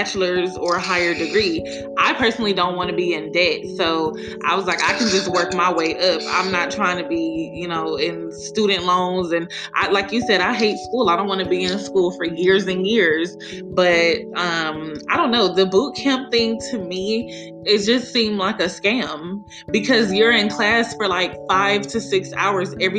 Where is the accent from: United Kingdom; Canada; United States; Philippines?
United States; Las Vegas, Nevada; moved away as an adult; now in Texas, United States; I'm from Vegas, and when I went to the school out there, it wasn't even a program.